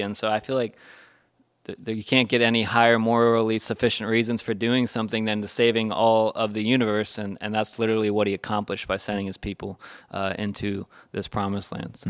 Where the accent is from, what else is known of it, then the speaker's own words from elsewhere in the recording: United States; we're American Christians